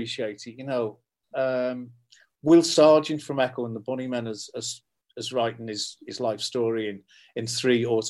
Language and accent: English; Liverpool, North West England, United Kingdom; I'm from Liverpool